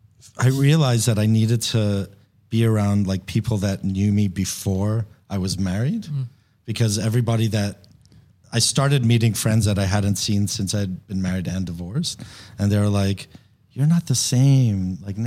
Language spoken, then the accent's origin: English; Papua New Guinea; moved away as an adult; also born or lived in Chicago; I'm American, Persian American. I was born in Chicago, but I was raised in Papua New Guinea in the Pacific Islands.